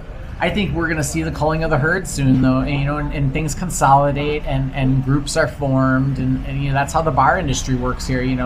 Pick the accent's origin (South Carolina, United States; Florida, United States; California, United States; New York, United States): California, United States; moved away as an adult; also born or lived in Santa Cruz, California; now in Chiang Mai, Thailand; I come from California. I'm a Santa Cruz about 15 years before Thailand. I came to Thailand 4 years ago. I'm not fresh off the boat into Thailand. I do speak Thai.